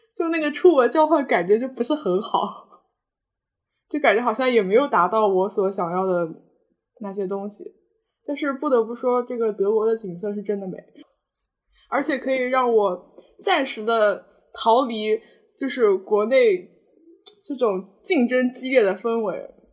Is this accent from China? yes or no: yes; Nantong, Jiangsu, China; 南通是我的家乡嘛，毕竟